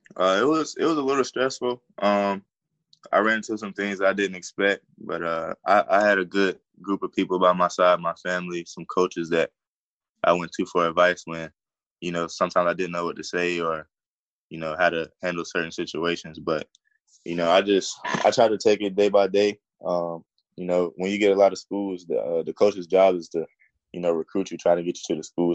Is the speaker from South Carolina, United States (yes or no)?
yes; South Carolina, United States; it's my home state, and I take a lot of pride in being from South Carolina